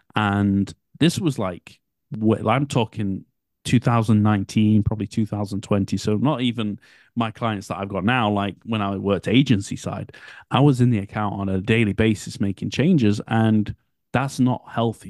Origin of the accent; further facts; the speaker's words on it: United Kingdom; I'm British